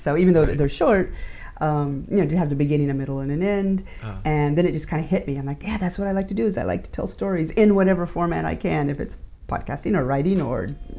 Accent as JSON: {"language": "English", "region": "Alaska", "country": "United States", "tie": "born or raised there", "said": "And I grew up in Alaska for a lot too, so."}